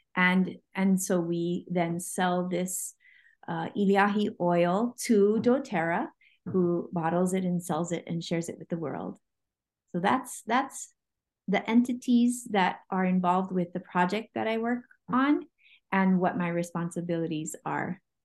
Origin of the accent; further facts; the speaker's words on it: Oahu, Hawaii, United States; I am from Hawaii. Um, I grew up on Oahu